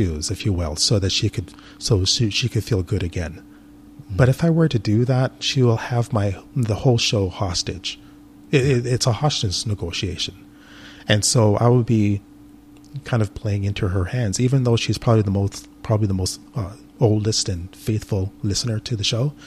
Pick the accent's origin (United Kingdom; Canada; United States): Canada; I'm Canadian. A lot of people are into hockey in Canada.